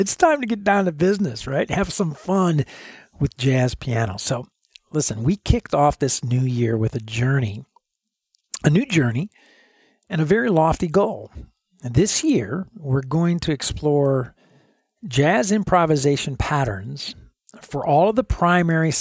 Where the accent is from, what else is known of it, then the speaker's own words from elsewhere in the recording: Chicago, Illinois, United States; now in Dallas, United States; I grew up in Illinois, up around Chicago